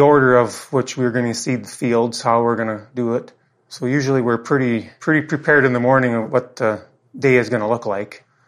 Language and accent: English; Craik, Saskatchewan, Canada; My home is in Craik, Saskatchewan, Canada